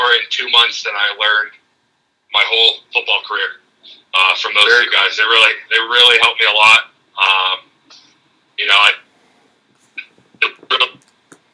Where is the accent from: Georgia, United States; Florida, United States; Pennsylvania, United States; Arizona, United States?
Arizona, United States; I'm from Arizona